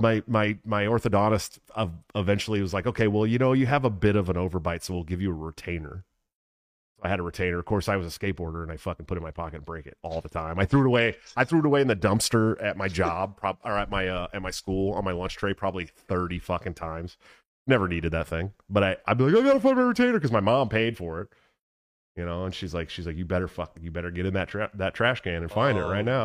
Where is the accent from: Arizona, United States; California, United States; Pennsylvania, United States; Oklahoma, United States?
California, United States; Oakland; moved away; I grew up in Oakland